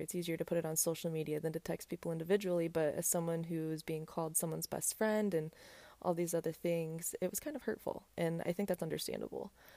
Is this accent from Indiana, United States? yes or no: yes; South Bend, Indiana, United States; moved away as an adult; now in Texas, United States; my hometown, I went to I U S B